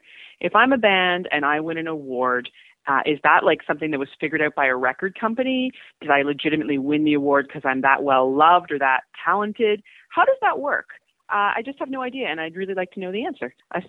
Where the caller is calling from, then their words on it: Grande Prairie, Alberta, Canada; I'm calling from Grand Prairie, Alberta